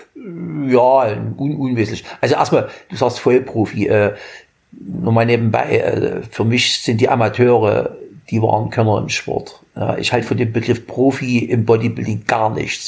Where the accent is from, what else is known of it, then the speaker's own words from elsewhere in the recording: Germany; In meiner Jugend in der DDR